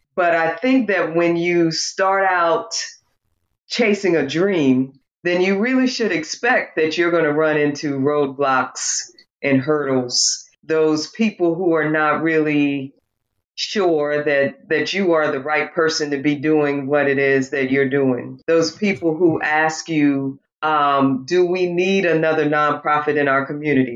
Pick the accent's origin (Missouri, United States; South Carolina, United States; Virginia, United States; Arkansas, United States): South Carolina, United States; North Santee; where I grew up in the North Santee area